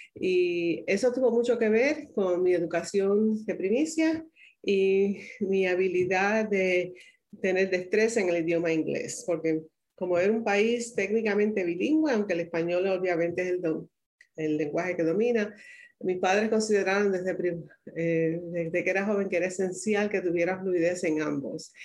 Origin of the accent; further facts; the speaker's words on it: Caguas, Puerto Rico; now in United States; soy nativa de Puerto Rico, eh, nací en Caguas, en la ciudad que es el corazón de la isla